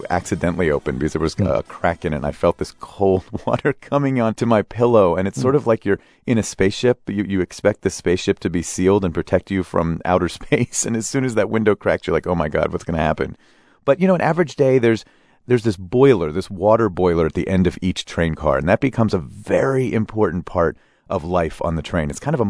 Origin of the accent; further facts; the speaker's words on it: United States; the assumptions I've made as an American.